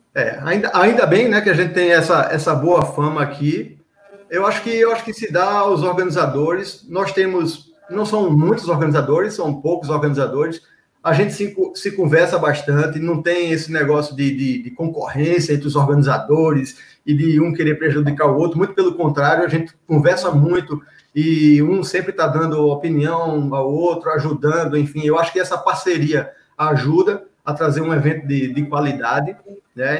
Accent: Recife, Pernambuco, Brazil; moved away as an adult; now in João Pessoa, Brazil; eu sou pernambucano, nascido no Derby, nasci e me criei em Recife, só que em 2003 vim morar em João Pessoa

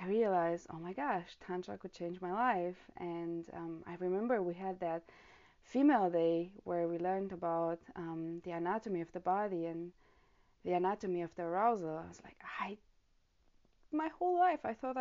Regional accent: Romania; now in Germany; I live currently in Germany. I'm from Romania

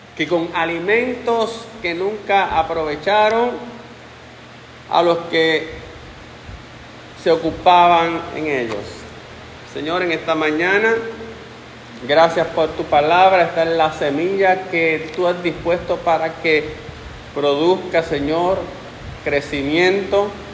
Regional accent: Puerto Rico; que somos nosotros puertorriqueños

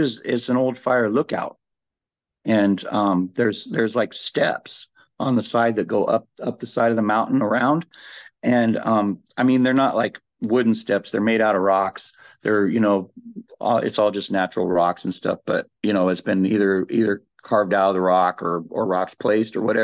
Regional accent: Lake County, Northern California, United States; I'm from Lake County in Northern California.

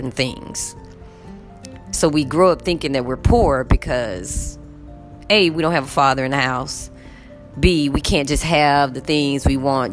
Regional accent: United States; I am American

